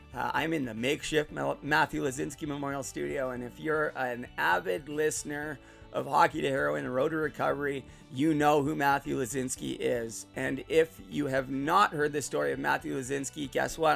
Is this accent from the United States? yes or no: no; Port Coquitlam, British Columbia, Canada; moved away as an adult; also born or lived in Burnaby, British Columbia / Surrey, British Columbia; now in Utterson, Canada; I'm originally from Port Coquitlam, which is out west near Vancouver. Right now, I'm living in Ontario, in Muskoka, in Utterson.